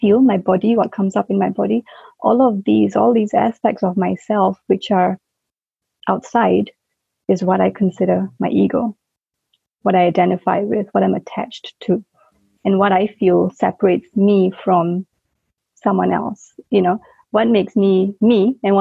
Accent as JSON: {"language": "English", "country": "Singapore", "tie": "born or raised there", "moved": "as an adult", "said": "I was born in Singapore, you know, grew up in that system, and then I worked for 9 years in Singapore"}